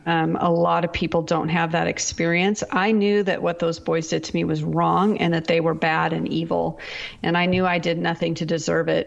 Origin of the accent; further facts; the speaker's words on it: Pacific Northwest, United States; moved away as an adult; also born or lived in Seattle area / Texas; I'm from the Pacific Northwest